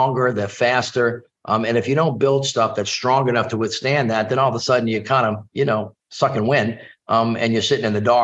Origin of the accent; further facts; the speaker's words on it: New Orleans, Louisiana, United States; I'm from New Orleans